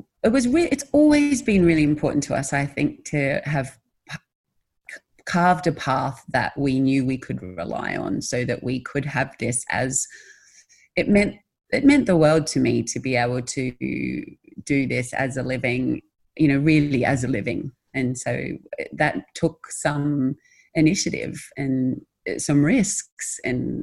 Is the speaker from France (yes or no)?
no; Australia; being Australian